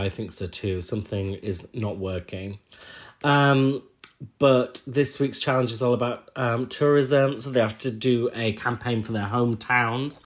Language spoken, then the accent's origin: English; Huddersfield, Yorkshire and the Humber, United Kingdom; I'm from Huddersfield